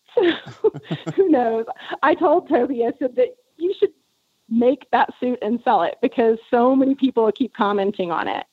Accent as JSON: {"language": "English", "region": "South Texas", "country": "United States", "tie": "born or raised there", "said": "where I grew up in South Texas"}